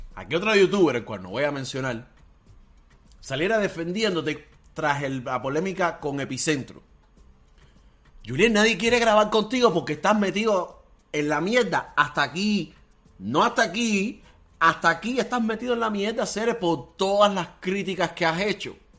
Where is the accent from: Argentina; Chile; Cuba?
Cuba; moved away; todos somos cubanos